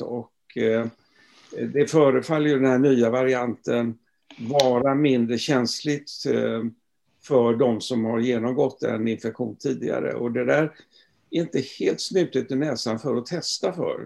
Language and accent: Swedish; Gothenburg, Västra Götaland, Sweden; moved away as an adult; also born or lived in Stockholm; jag är göteborgare från början